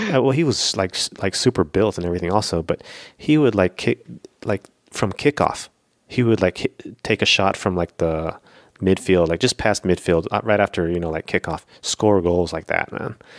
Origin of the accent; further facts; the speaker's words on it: Florida, United States; the place where I grew up in Florida was sort of like a hick town